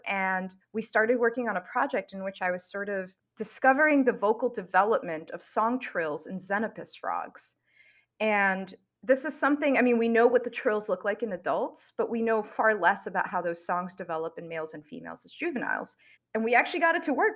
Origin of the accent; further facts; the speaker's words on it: New York City, New York, United States; I grew up in New York City and I really didn't have exposure to scientists